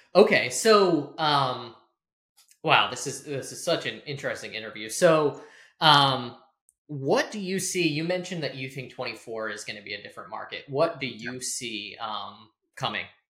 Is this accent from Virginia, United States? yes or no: yes; Burke, Virginia, United States; I grew up in Burke, Virginia